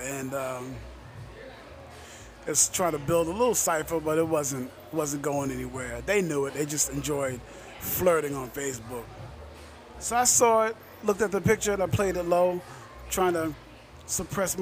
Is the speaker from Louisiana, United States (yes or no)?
no; New York City, New York, United States; moved away as an adult; now in Augusta, United States; I'm from Staten Island, New York, Shaolin